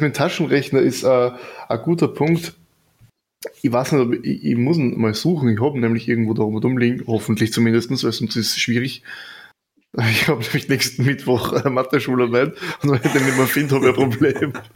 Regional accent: Burgenland, Austria; ich komme jetzt aus dem Burgenland

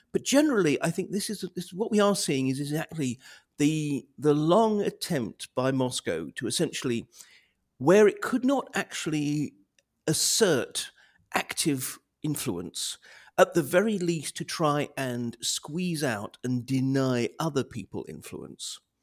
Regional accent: United Kingdom; as a Brit

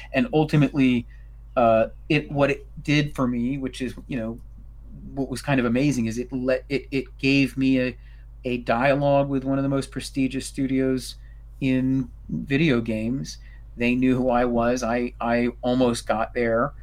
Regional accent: New York City, New York, United States; I'm a New Yorker

